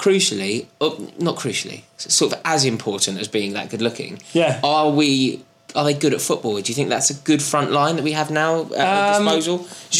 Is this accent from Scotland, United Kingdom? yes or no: no; London, United Kingdom; accent: London; Chelsea fans. They're genuinely my favourite people who have either my accent or a broader London accent.